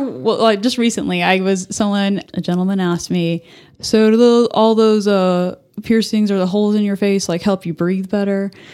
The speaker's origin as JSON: {"language": "English", "town": "Albuquerque", "region": "New Mexico", "country": "United States", "tie": "born or raised there", "moved": "as an adult", "lives_now": "Amarillo, United States", "said": "I was actually born and raised in Albuquerque in New Mexico"}